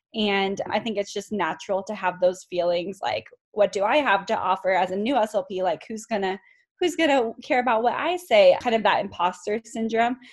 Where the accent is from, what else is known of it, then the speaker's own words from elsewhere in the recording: California, United States; moved away as an adult; now in Colorado, United States; I grew up in California and went to California State University Long Beach